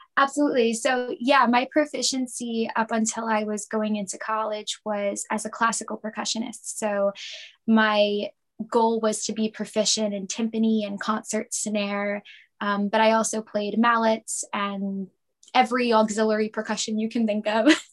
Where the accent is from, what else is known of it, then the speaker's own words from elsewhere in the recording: Lindenhurst, New York, United States; I was born and raised in Lindenhurst, um, which is a small village in Suffolk County.